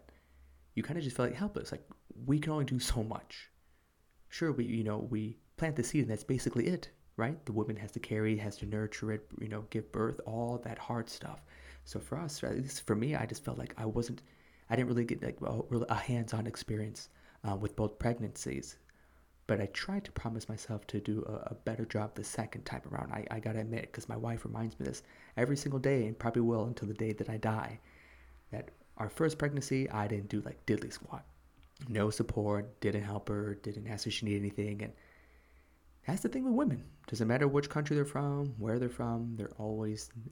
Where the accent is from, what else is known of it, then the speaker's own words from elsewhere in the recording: Chicago, Illinois, United States; moved away as an adult; now in South Korea; I'm originally from the USA. I'm from Chicago